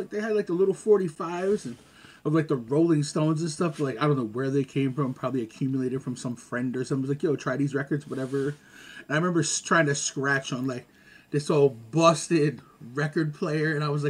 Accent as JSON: {"language": "English", "town": "Montreal", "region": "Quebec", "country": "Canada", "tie": "born or raised there", "also_born_or_lived": "Augusta, United States", "said": "I grew up here, well, Montreal, the States, like, I mean, Augusta, Georgia, LaSalle, Lachine, like, I've been."}